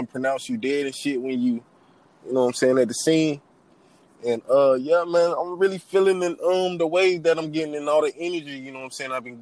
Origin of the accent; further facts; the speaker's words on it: Savannah, Georgia, United States; now in Hartsville, United States; I'm from Savannah